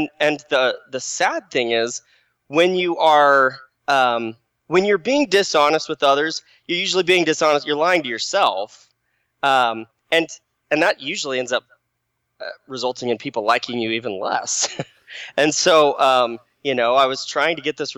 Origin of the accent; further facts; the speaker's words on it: Phoenix, Arizona, United States; moved away as an adult; now in Utah, United States; I grew up in the Phoenix Valley, Arizona, nice and hot.